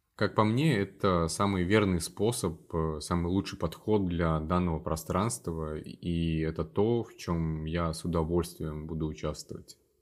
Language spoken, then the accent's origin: Russian; Columbus, Ohio, United States; moved away as an adult; also born or lived in Wisconsin / North Carolina; now in Washington, D.C., United States; я из города Колумбус, а, штата Гая